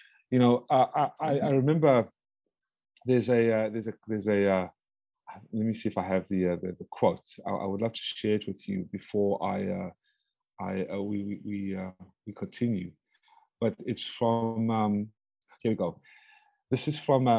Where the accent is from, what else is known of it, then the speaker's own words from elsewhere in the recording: United States; I'm an American citizen